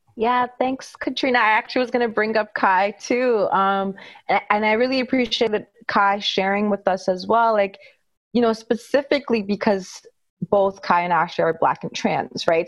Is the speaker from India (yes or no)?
yes; India; I'm Indian